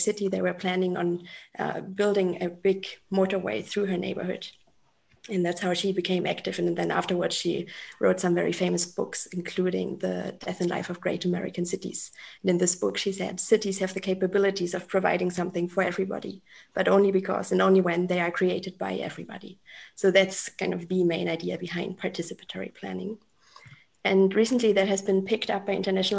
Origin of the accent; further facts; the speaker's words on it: Germany; moved away as an adult; also born or lived in Mexico City, Mexico; now in Mexico; I am from Germany originally. I'm currently sitting in the south of Mexico.